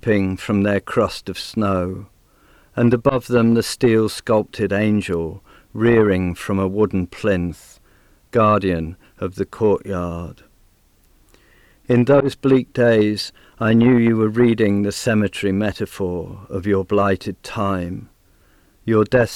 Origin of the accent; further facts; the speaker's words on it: near Manchester, North West England, United Kingdom; moved away as an adult; now in Canberra, Australia; though I was born near Manchester in England, I've lived in Australia for over 30 years, and for most of that time I've lived in Canberra